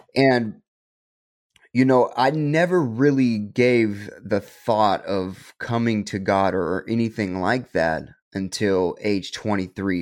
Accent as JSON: {"language": "English", "town": "Stockton", "region": "California", "country": "United States", "tie": "born or raised there", "said": "I was born and raised in Stockton"}